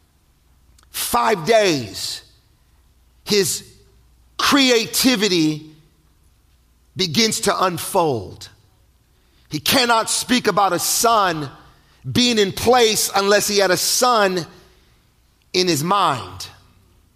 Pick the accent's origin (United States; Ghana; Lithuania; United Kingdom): United States; Palm Springs, California; I'm from Palm Springs, California